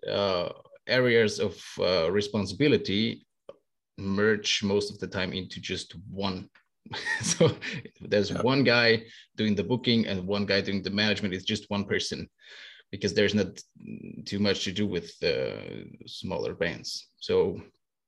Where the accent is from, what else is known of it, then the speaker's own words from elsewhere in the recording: Austria; I come from Austria, from the central of Europe.